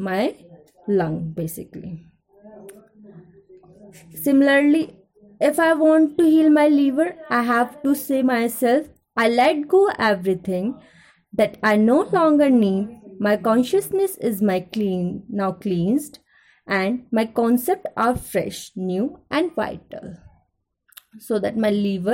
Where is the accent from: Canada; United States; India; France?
India; Ghaziabad, Uttar Pradesh; I am from Ghaziabad